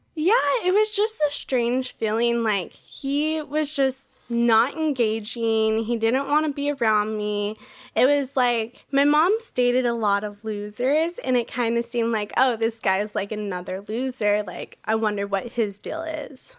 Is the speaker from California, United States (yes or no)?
yes; Orange County, California, United States; I grew up in Orange County, California